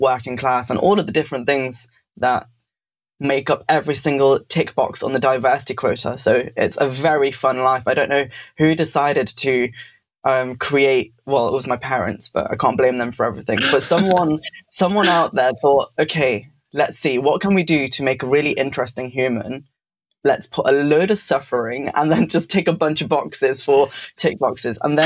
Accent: Leicester, East Midlands, United Kingdom; I have grown up in, you know, Leicester.

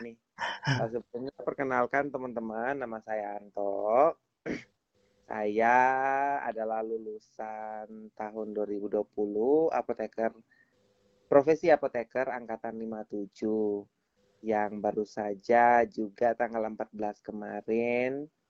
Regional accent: Kefamenanu, East Nusa Tenggara, Indonesia; saya dari NTT dan saya juga pengen sekali untuk membangun daerah saya

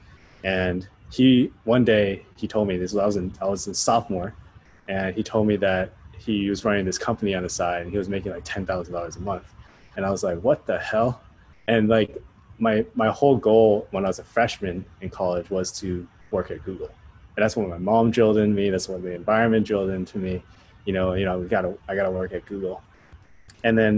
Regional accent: Maryland, United States; I grew up in Maryland, outside of the Washington, D.C. metropolitan area.

